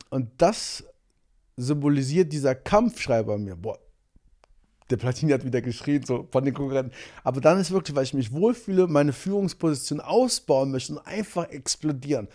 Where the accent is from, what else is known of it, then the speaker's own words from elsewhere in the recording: Monheim am Rhein, North Rhine-Westphalia, Germany; bei uns in Monheim